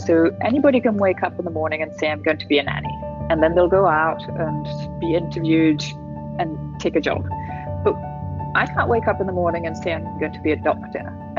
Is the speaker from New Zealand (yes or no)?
no; Italy; moved away as an adult; also born or lived in Turkey; So my mum's English, my dad's Italian. I was born in Italy. We moved around Italy until I was 8. Then we moved to Turkey for 3 years, then back to Italy. I finished high school in Italy and then came to the UK